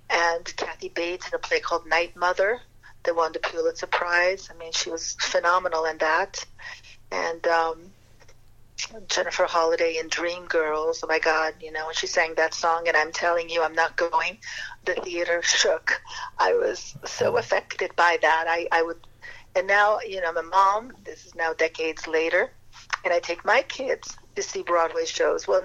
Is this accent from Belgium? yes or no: no; Paris, Île-de-France, France; I grew up in Europe. My father was asked by the William Morris Agency to open up the very first offices of, uh, of the William Morris in Paris, in France.